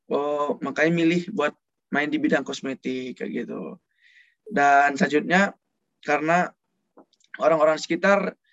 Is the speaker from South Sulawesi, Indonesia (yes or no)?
no; Padang, West Sumatra, Indonesia; Aku berasal dari Padang, Sumatera Barat.